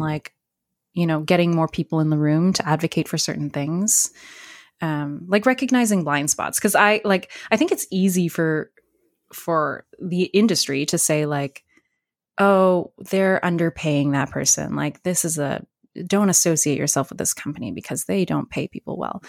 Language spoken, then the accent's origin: English; New Brunswick, Canada; I grew up in New Brunswick